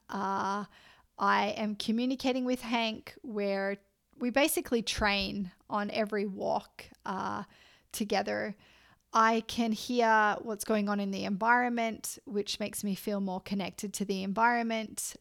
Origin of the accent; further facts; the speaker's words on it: Australia; moved away; I'm Australian